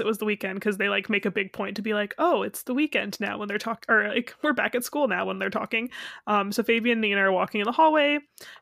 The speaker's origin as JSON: {"language": "English", "country": "United States", "said": "I'm an American"}